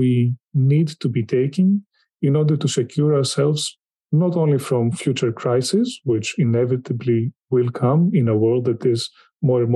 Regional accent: Greece; in my home country, Greece

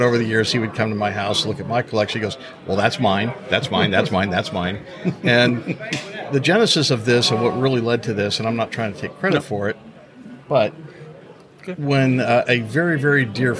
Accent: Newnan, Georgia, United States; And I'm from Noonan, Georgia.

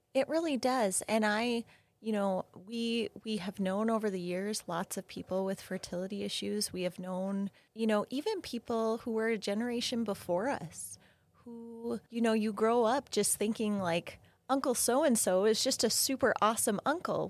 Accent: Minnesota, United States; moved away; I grew up in Minnesota

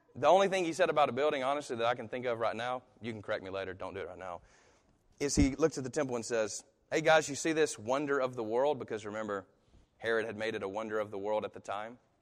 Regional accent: United States; I'm American

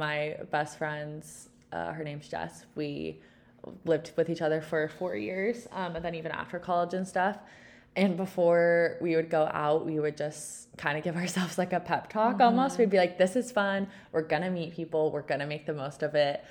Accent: Texas, United States; moved away as an adult; also born or lived in Utah; I grew up in Texas, just like Ellie.

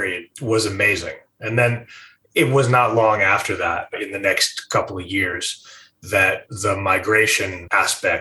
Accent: Rye, New York, United States; I grew up just outside of New York City, Rye, New York, a rather green suburb

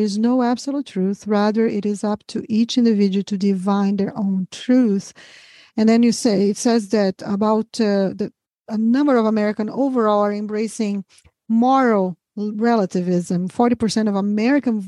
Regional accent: Brazil; now in United States; I'm from Brazil originally

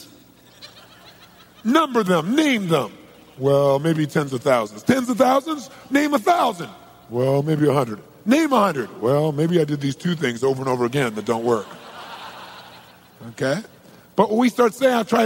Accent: Southern California, United States; I'm from Southern California

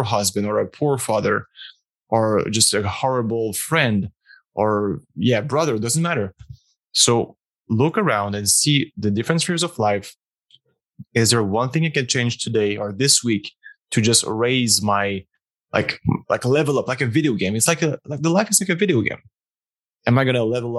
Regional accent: Montreal, Quebec, Canada; moved away as an adult; also born or lived in former Soviet Union; Montreal. Beautiful Canada, Quebec, Canada, safe family, upper middle class, private education

